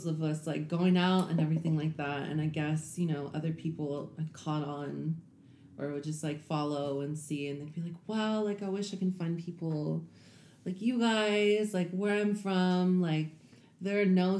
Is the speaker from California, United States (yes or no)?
yes; Compton, California, United States; moved away as an adult; also born or lived in Houston; I grew up in Compton